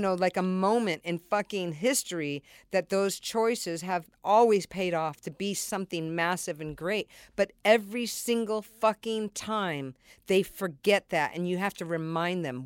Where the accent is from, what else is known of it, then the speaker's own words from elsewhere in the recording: San Diego, California, United States; I was raised in San Diego